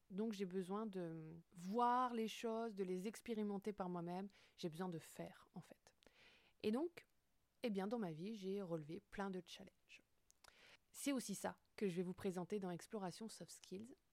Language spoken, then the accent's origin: French; Brittany, France; je dirais que je suis une femme, que je suis bretonne, j'habite à Brest, je suis entrepreneuse depuis 2020